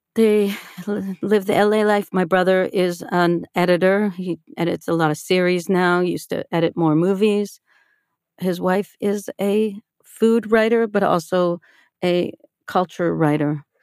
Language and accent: English; Toronto, Ontario, Canada; I grew up in a conservative Jewish family on the outskirts of Toronto